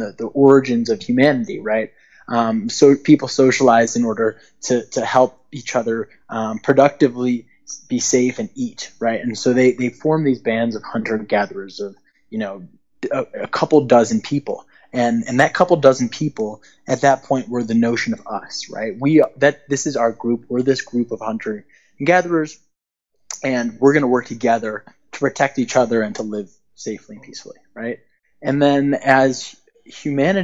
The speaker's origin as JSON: {"language": "English", "town": "Chicago", "region": "Illinois", "country": "United States", "tie": "born or raised there", "also_born_or_lived": "Istanbul", "moved": "yes", "said": "I'm from Chicago"}